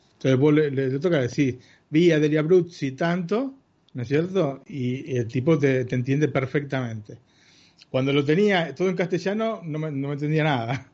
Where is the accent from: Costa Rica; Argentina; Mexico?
Argentina; una típica, familia italo argentina